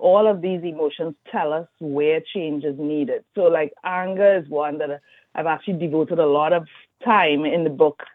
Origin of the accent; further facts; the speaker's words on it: Trinidad & Tobago; moved away; also born or lived in Brazil / Louisiana; I'm from Trinidad and Tobago.